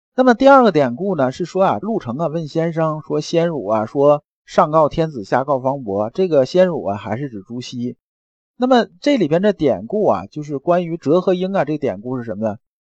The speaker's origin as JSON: {"language": "Chinese", "country": "China", "said": "我们中国人"}